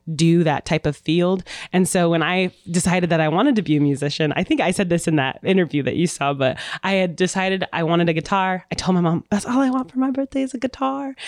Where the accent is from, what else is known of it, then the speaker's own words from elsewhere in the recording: Phoenix, Arizona, United States; also born or lived in Alamosa, Colorado; now in Kansas City, United States; I'm originally from Arizona, Phoenix. I, I grew up there. I was born s, in Colorado, but Phoenix is my home.